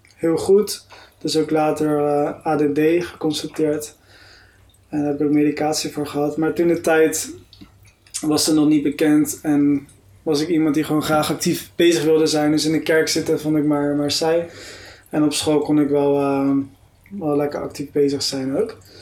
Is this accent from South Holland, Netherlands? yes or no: yes; Delft, South Holland, Netherlands; moved away as an adult; also born or lived in Heerde; Ik ging naar de christelijk gereformeerde kerk in Delft, waar ik ben opgegroeid